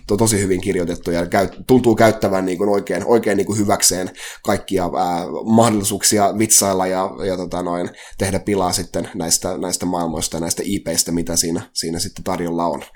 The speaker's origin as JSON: {"language": "Finnish", "town": "Halikko", "region": "Southwest Finland", "country": "Finland"}